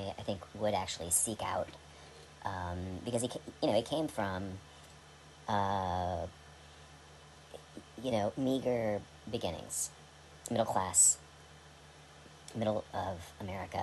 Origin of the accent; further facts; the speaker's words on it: United States; as an American